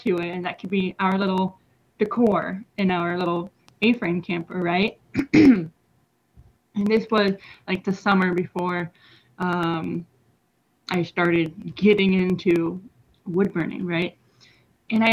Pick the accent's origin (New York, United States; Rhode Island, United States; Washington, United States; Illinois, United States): Washington, United States; moved away as an adult; now in Denton, United States; I've been here for about maybe 6 years, but my home is in Washington State